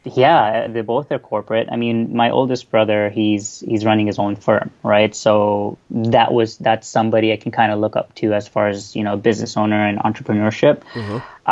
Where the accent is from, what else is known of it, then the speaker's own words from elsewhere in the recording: Toronto, Ontario, Canada; also born or lived in Bahrain; I'm from Toronto, Canada.